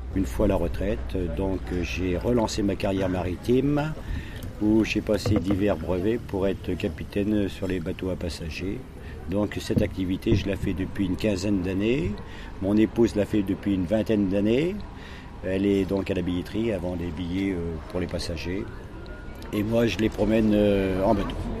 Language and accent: French; Saint-Georges-de-Didonne, Nouvelle-Aquitaine, France; moved away as an adult; je suis de Saint-Georges de Didonne. Donc euh, j'ai toujours passé, euh, j'ai passé mon enfance jusqu'à jusqu'à 17 ans donc à, Saint-Georges de Didonne, Royan, et par la suite je suis parti